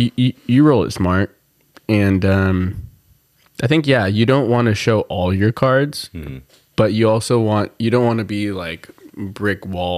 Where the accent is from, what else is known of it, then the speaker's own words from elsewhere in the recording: Seal Beach, California, United States; also born or lived in Downey, California; I'm a Seal. I was born in, I was born in Downey, mm-hmm. but we grew up in Seal.